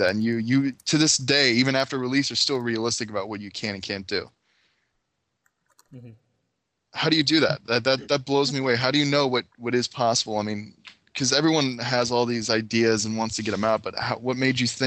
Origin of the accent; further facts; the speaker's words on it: Greece; I'm Greek